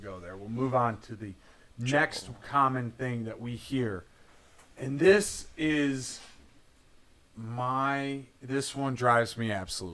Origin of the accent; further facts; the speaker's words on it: Northern Michigan, United States; Growing up in Northern Michigan